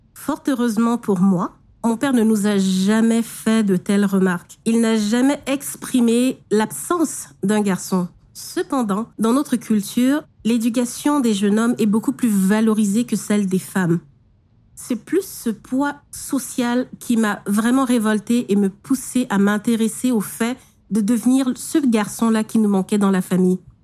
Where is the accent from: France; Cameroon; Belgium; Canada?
Cameroon; Douala, Littoral; Je suis née à Douala, dans une fratrie de huit filles